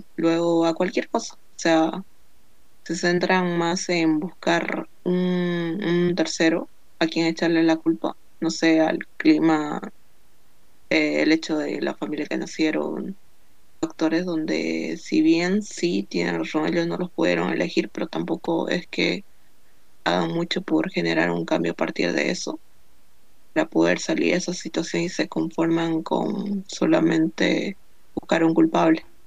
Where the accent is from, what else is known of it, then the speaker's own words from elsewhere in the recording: Bolivia; soy de Bolivia